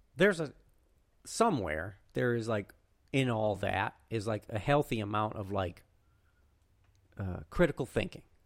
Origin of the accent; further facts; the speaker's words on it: Connecticut, United States; in my home state